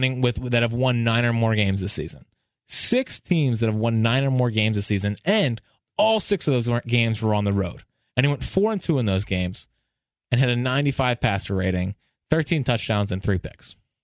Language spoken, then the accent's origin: English; New Hampshire, United States; I wanted to mention I'm from New Hampshire and have been a fan my whole life.